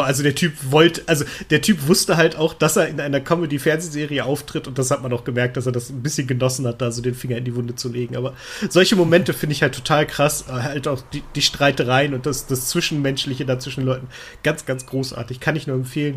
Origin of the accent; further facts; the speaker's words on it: Germany; als Deutscher